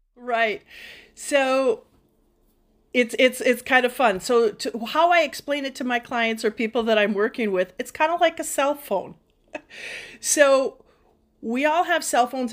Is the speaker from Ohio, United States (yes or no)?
no; Duluth, Minnesota, United States; I am from Minnesota, from Katie's hometown, Duluth